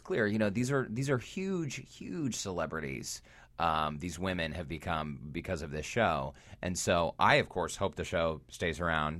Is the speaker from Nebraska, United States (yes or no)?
no; Salt Lake City, Utah, United States; I was born and raised in Salt Lake City, Utah.